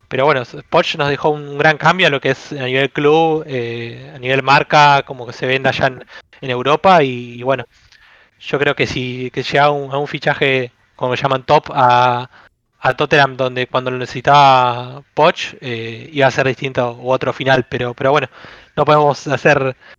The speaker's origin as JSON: {"language": "Spanish", "town": "Avellaneda", "region": "Buenos Aires Province", "country": "Argentina", "said": "soy de Buenos Aires, de, Avellaneda, donde es independiente Racing. Acá es una ciudad donde se vive el fútbol a pleno"}